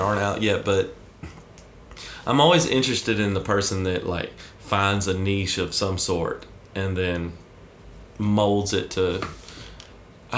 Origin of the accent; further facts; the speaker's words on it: Alabama, United States; moved away as an adult; also born or lived in Ohio; I'm originally from Alabama, but I lived in Ohio for a while